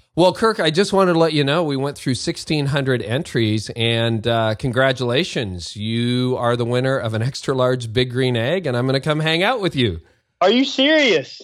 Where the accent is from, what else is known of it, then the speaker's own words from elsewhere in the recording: East Tennessee, United States; now in New England, United States; I'm originally from East Tennessee